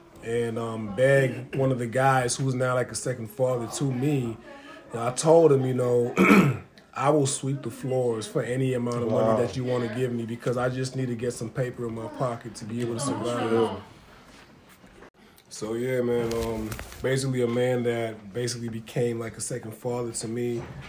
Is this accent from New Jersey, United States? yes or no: no; Stoughton, Massachusetts, United States; also born or lived in Dorchester; I was born in Dorchester, which everybody considers a hood, and we moved to Stoughton.